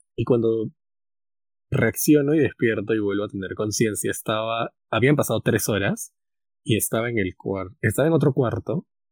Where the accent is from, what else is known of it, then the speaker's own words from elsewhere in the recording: Peru; nosotros éramos como 30 peruanos